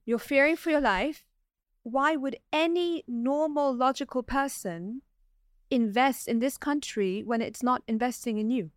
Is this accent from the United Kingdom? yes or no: yes; London, United Kingdom; moved away as an adult; now in Dubai, United Arab Emirates; I was born and raised in London and I was educated there